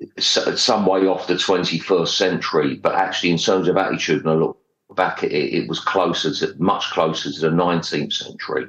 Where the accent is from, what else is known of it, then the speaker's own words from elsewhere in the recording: London, United Kingdom; I grew up in Stepney E1.